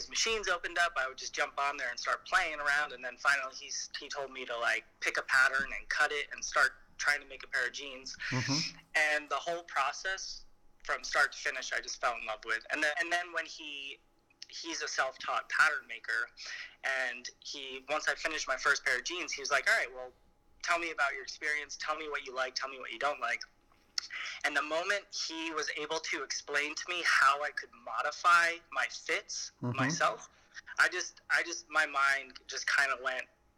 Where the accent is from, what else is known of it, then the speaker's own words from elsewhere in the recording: outside of New York City, United States; moved away as an adult; also born or lived in San Diego; now in Los Angeles, United States; I grew up outside of New York City